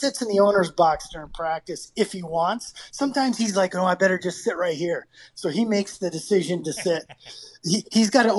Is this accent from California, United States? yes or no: no; Potsdam, New York, United States; moved away as an adult; now in Calgary, Canada; growing up in Potsdam